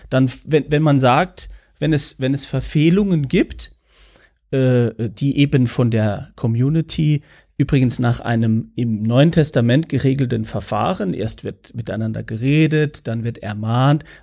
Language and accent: German; St. Ingbert, Saarland, Germany; St. Ingbert, wo ich herkomme, hat ja, äh, gehörte ja zur, zur Bayerischen Pfalz, also war durchaus auch in diesem Sprachraum äh, unterwegs.